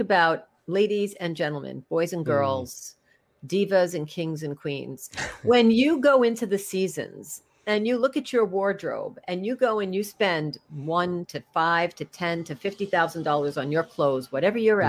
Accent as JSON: {"language": "English", "region": "New York", "country": "United States", "said": "I'm from New York"}